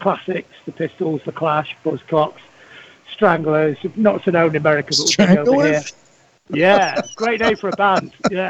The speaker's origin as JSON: {"language": "English", "region": "England", "country": "United Kingdom", "said": "I'm English."}